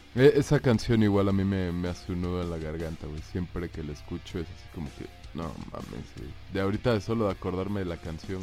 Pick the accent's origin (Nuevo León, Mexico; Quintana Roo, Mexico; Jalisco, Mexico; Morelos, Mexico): Quintana Roo, Mexico; Cancún; moved away; la vida en Cancún, de cuando estaba joven